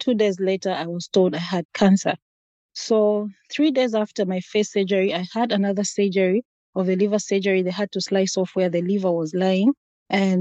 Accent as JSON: {"language": "English", "country": "Zambia", "moved": "as an adult", "lives_now": "Pennsylvania, United States", "said": "I'm from a country called Zambia, Africa"}